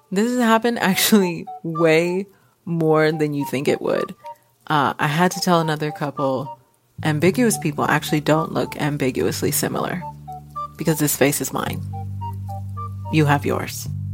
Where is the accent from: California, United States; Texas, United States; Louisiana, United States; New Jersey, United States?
Texas, United States; Houston; now in Seattle, United States; born and raised in Houston, Texas. I'm currently in Seattle.